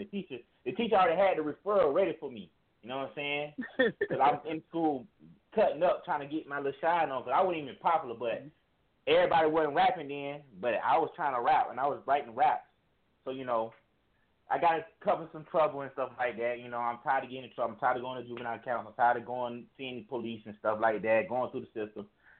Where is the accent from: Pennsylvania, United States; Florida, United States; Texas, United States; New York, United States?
Florida, United States; Because, you know, I'm from Florida, so it's like we live in it like a struggle